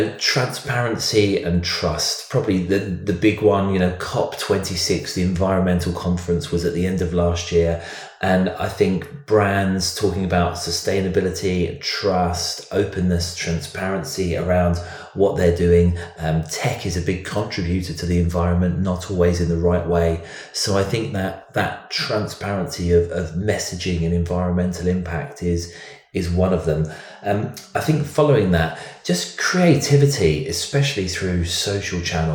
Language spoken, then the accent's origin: English; London, United Kingdom; I'm a Brit. I am from London. I live in London